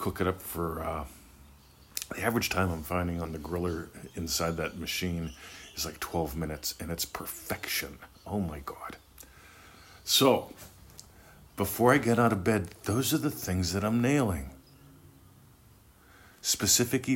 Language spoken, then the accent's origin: English; Scottdale, Pennsylvania, United States; my hometown, Scottsdale, Pennsylvania